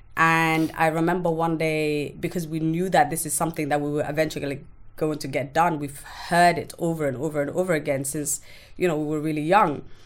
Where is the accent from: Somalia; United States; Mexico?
Somalia; moved away; I grew up in a small village in Somalia.